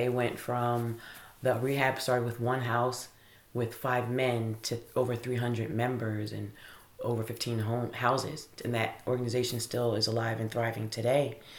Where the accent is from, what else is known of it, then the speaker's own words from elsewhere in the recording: New York, United States; born there; Well, I was born in New York. I was born in New York in the 70s